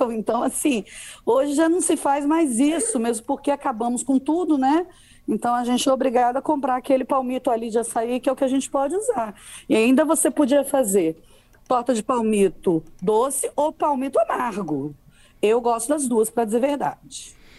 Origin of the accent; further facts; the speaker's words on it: Cariacica, Espírito Santo, Brazil; Eu cresci em Cariacica.